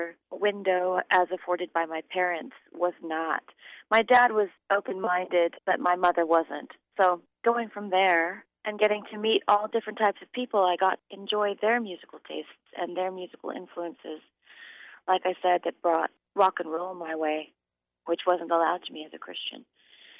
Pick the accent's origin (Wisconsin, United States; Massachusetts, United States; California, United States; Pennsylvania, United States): California, United States; Sonoma County, Northern; I grew up in Northern California, Sonoma County, actually